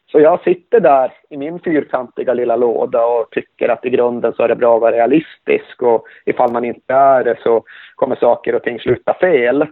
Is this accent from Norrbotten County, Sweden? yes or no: yes; Malmberget, Norrbotten County, Sweden; Malmberget där jag kommer ifrån